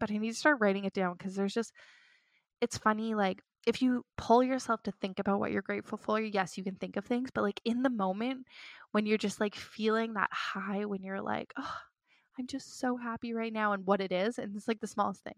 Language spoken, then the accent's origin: English; Toronto, Ontario, Canada; moved away as an adult; I grew up in Toronto